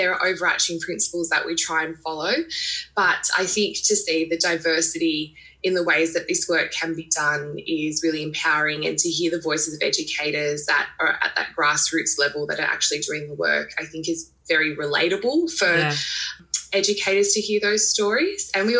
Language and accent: English; Sydney, New South Wales, Australia; moved away as an adult; now in Central Coast, Australia; woman and my family originally is from Molonglong Parks in New South Wales. I was brought up on Gadigal Country, which is in Sydney, and I now live on Darkinyung Country, which is on the New South Wales Central Coast.